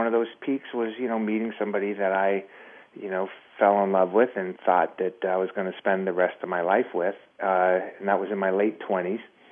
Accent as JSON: {"language": "English", "region": "Southern California", "country": "United States", "tie": "born or raised there", "also_born_or_lived": "Miami / Las Vegas", "moved": "as an adult", "said": "I was raised in Miami. My family moved out here when I was very young. And I was raised in Southern California"}